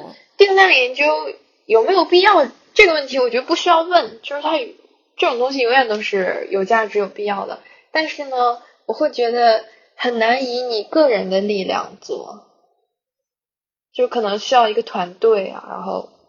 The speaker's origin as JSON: {"language": "Chinese", "country": "China", "tie": "born or raised there", "accent": "oilfield accent", "said": "但是以前呢，我以为这跟我家靠近北京，就基本上可以说是北京十环边上了，就跟这个有关系。"}